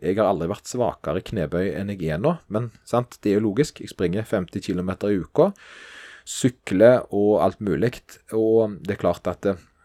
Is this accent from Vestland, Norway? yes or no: no; Stavanger, Rogaland, Norway; der jeg kommer fra, nemlig Stavanger